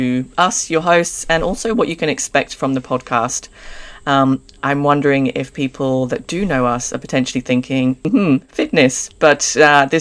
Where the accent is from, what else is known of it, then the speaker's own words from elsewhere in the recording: Jersey; now in Australia; I'm English. I'm originally from a small island called Jersey, and been in Australia again almost 10 years.